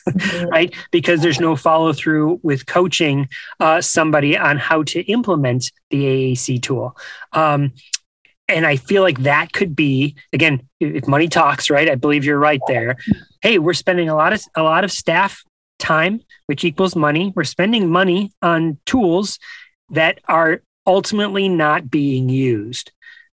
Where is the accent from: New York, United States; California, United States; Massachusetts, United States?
New York, United States; Buffalo; I grew up in New York. I grew up in Buffalo